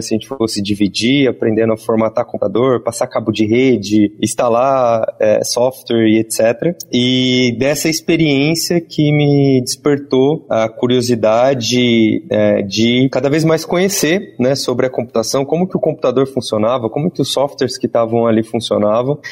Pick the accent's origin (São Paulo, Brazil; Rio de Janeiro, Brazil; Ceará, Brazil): São Paulo, Brazil; interior of; Eu sou do interior de São Paulo